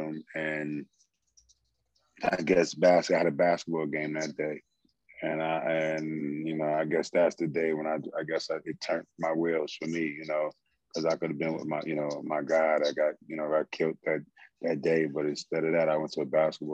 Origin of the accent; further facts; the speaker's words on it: New York City, New York, United States; moved away; a young kid growing up in the South Bronx